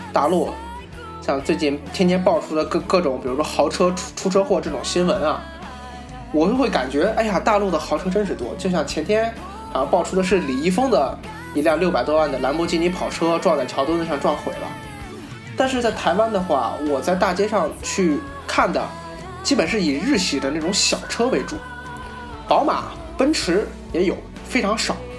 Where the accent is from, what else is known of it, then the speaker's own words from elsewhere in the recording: China; 因为我是大陆人